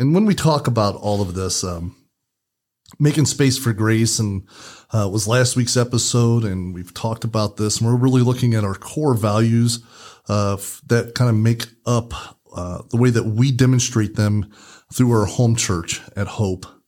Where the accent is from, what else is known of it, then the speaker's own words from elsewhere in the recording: Indiana, United States; we're from Indiana, so we use the term Hoosier.